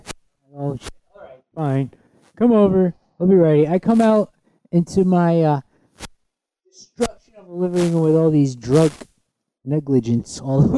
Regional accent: Connecticut, United States; I come from the North Connecticut

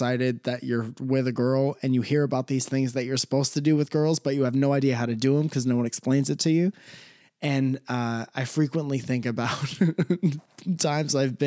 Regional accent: Connecticut, United States; now in Los Angeles, United States; I come from Connecticut

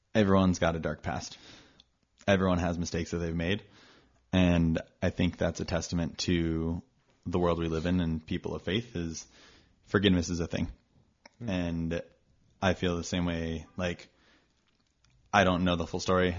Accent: Austin, Texas, United States; also born or lived in Dallas, Texas; I grew up in Texas. Uh, I was born in Dallas, raised in Austin

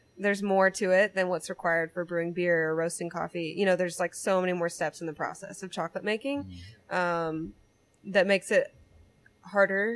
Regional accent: Louisiana, United States; now in Northwest Arkansas, United States; I grew up in Louisiana

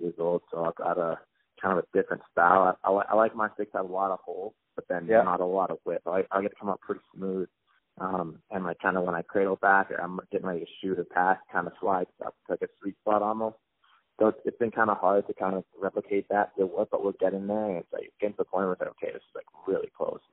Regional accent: Canada; also born or lived in Long Island; I'm Canadian

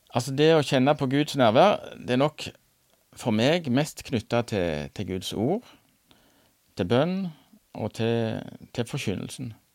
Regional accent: Randaberg, Rogaland, Norway; moved away as an adult; now in Nærbø, Norway; Jeg er fra Randaberg, men eh, og pendla som lærer til Tryggheim noen år.

